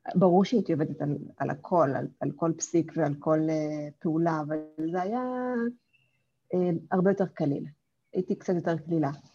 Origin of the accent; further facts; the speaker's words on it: Kokand, Fergana Region, Uzbekistan; first language Russian; Hebrew is a second language; now in Israel; גדלתי באוזבקיסטן